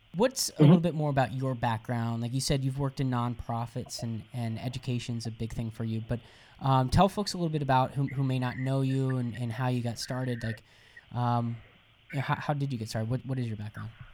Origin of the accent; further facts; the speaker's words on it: Jacksonville, Florida, United States; I'm originally I, am from Jacksonville, Florida